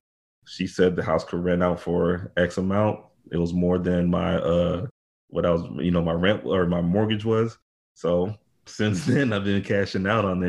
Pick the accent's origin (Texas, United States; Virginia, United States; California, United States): Texas, United States; Houston; Born and raised in Houston, Texas. Pretty much been in Texas all of my life